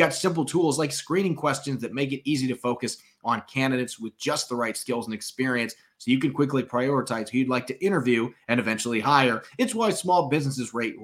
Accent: Indiana, United States; my home state of Indiana

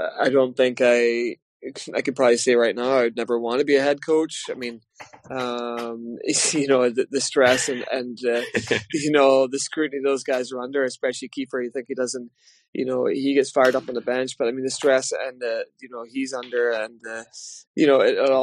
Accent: Glasgow, Scotland, United Kingdom; also born or lived in Paisley; now in Belfast, United Kingdom; when I was a kid growing up in Glasgow and Paisley

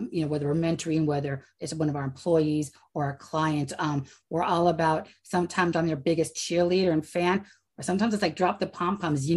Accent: California, United States; I'm from California.

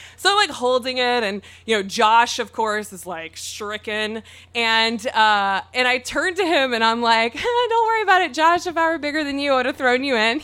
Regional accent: Mississippi, United States; now in San Diego, United States; I'm from Mississippi

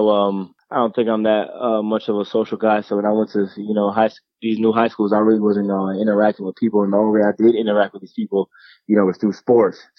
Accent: Jacksonville, Florida, United States; also born or lived in Atlanta / Detroit; was born in Jacksonville, Florida. That's where all my family is. My grandma, my cousins, and uncles and aunties. And I moved to um, Atlanta for a little bit.

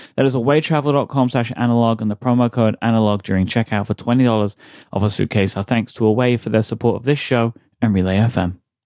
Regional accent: United Kingdom; I'm too British

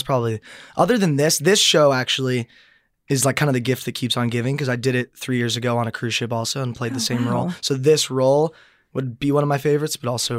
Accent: San Diego, California, United States; I grew up in San Diego

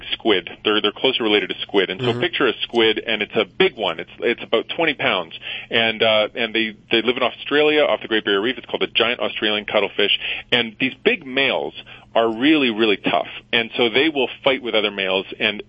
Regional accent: Edmonton, Alberta, Canada; I'm from Canada, so I went back to my home in Edmonton

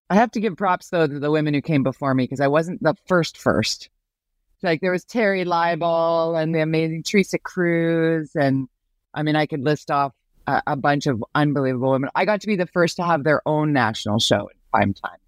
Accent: Vancouver, British Columbia, Canada; I'm from Vancouver.

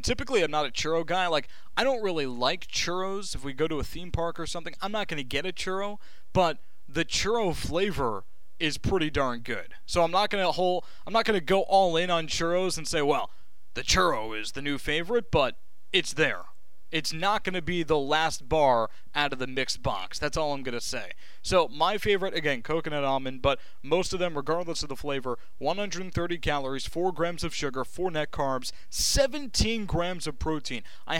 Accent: New Jersey, United States; I grew up in Jersey and I picked wrong, which means I'm a Mets fan, I'm a Nets fan, I'm a Jets fan, and again, lifelong Syracuse fan.

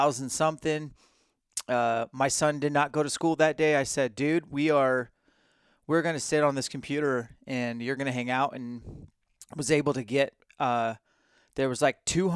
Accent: Washington, United States; I'm from Washington

